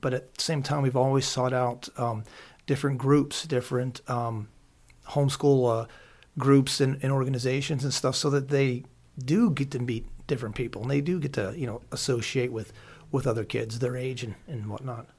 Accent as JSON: {"language": "English", "region": "Pennsylvania", "country": "United States", "tie": "born or raised there", "said": "I grew up here in Pennsylvania going to gun shows"}